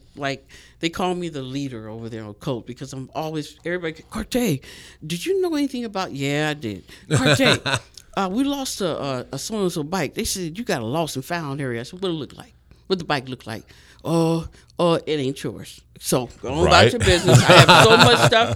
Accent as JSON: {"language": "English", "town": "Los Angeles", "region": "California", "country": "United States", "moved": "as an adult", "lives_now": "Las Vegas, United States", "said": "I'm from California, of course, but Los Angeles, San Pedro"}